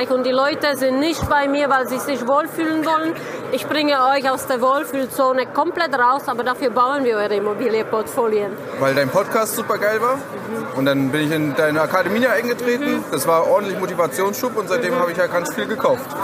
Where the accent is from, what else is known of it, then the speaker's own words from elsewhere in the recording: Bavaria, Germany; Ich komme aus Bayern